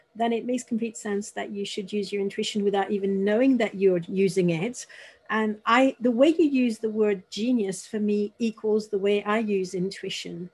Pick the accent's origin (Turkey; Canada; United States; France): France; Paris, Île-de-France; now in Bristol, United Kingdom; I'm in the UK, but I'm actually from Paris. I'm French